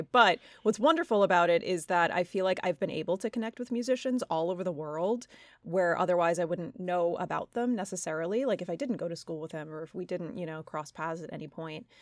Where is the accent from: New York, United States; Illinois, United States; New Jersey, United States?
New York, United States; Long Island; I'm from Long Island